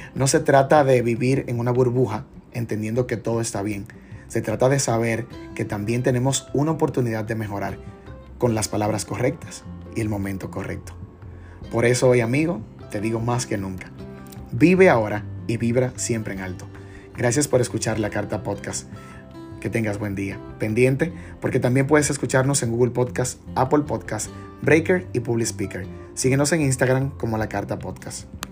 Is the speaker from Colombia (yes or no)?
no; Dominican Republic; como buen dominicano